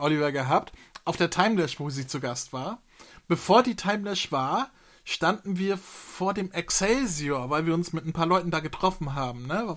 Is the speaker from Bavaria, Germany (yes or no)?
no; Hamburg, Germany; ich bin hier ich, in der Nähe vom Kiez aufgewachsen, ich bin auf dem Fischbrötchen ge gezeugt worden